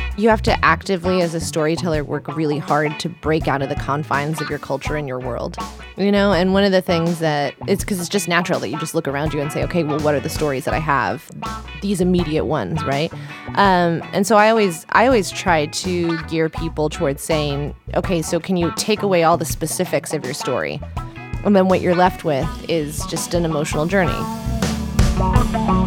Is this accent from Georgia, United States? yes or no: no; Colorado, United States; also born or lived in Italy; Colorado, but half and half in Italy